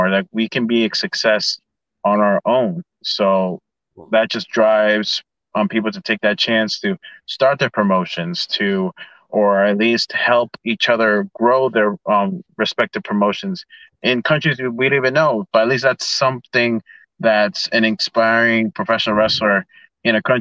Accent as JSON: {"language": "English", "country": "Ecuador", "said": "getting to wrestle in in in my home country of Ecuador"}